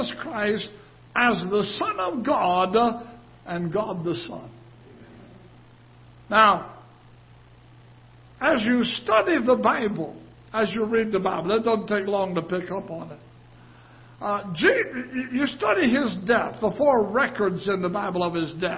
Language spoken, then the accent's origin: English; United Kingdom; moved away; I'm British